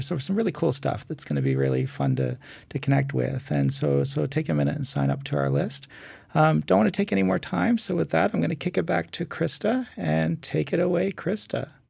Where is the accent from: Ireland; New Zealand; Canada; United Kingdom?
Canada; being a Canadian